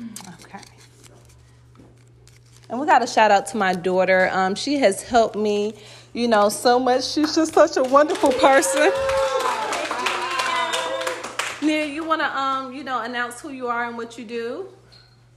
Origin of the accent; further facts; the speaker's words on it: Atlanta, Georgia, United States; I love living in Atlanta. I mean, I've been here since I was 8 years old